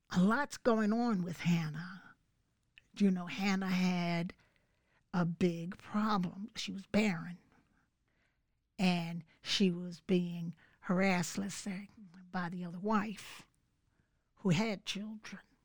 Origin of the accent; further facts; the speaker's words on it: Philadelphia, Pennsylvania, United States; moved away as an adult; now in Bucks County, United States; Grew up in Philly